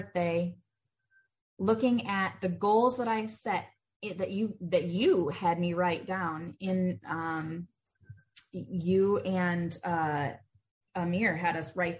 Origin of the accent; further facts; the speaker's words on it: Michigan, United States; moved away as an adult; also born or lived in Charlotte, North Carolina; now in Denver, United States; I grew up in Michigan